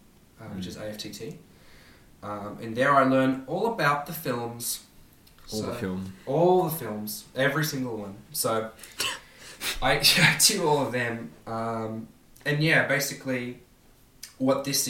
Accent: Sydney, New South Wales, Australia; I grew up in Sydney.

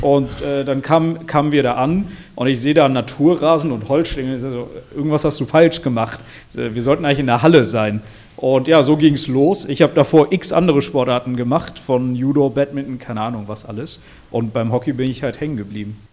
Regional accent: Switzerland; moved away as an adult; now in Germany; ich bin in der Schweiz aufgewachsen

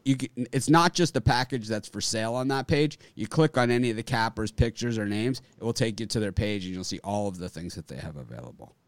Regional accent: Miami, Florida, United States; when I grew up in Miami

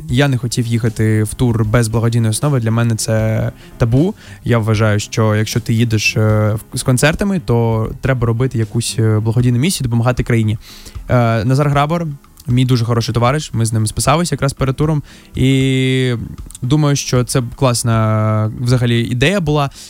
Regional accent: Mariupol, Donetsk Oblast, Ukraine; ти з Донецька, блін, а я з Маріуполя.

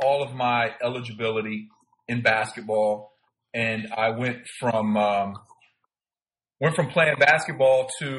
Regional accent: Plant City, Florida, United States; moved away as an adult; also born or lived in Miami, Florida; I grew up in Plant City, Florida from the time I was in sixth grade

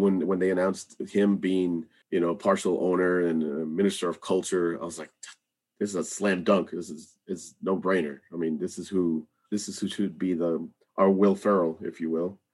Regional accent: Rio Grande Valley, South Texas, United States; moved away as an adult; now in Austin, United States; I grew up in South Texas in the Rio Grande Valley

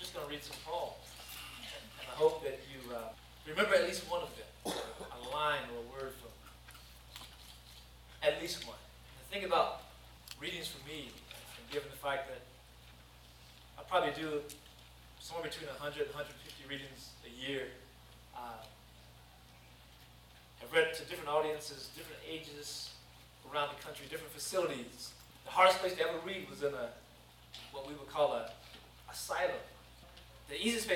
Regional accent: Danville, Kentucky, United States; I grew up in Danville, Kentucky, a sports town

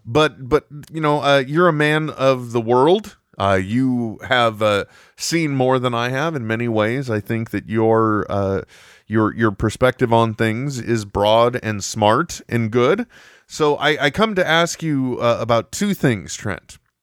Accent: United States; I'm from America

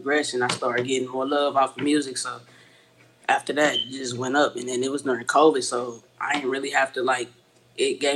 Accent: Fort Worth, Texas, United States; I'm from Fort Worth, Texas.

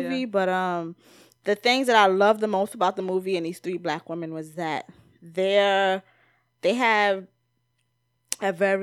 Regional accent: United States; I'm an American

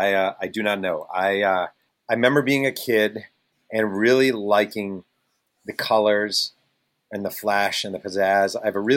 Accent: Mahopac, New York, United States; I grew up on Emerald Lane in Mayapak, New York.

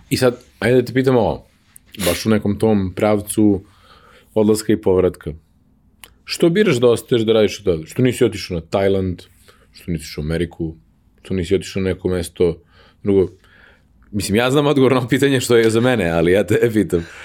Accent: Novi Sad, Vojvodina, Serbia; also born or lived in Lugano, Switzerland; Ja sam iz Vojvodine, ja sam iz Novog Sada. Moji su iz Kikinda, mislim, Ćale, Keva je iz Novog Sada, njen otac iz Renjenja.

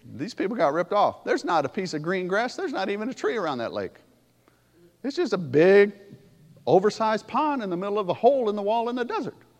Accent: Pontiac, Michigan, United States; moved away; also born or lived in Alabama; I grew up in Pontiac

